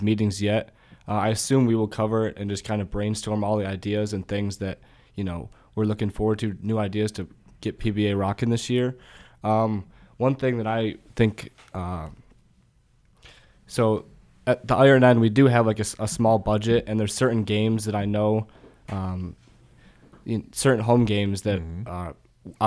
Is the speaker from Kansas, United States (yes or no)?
no; Chicago, Illinois, United States; moved away as an adult; now in Lincoln, United States; I'm from Chicago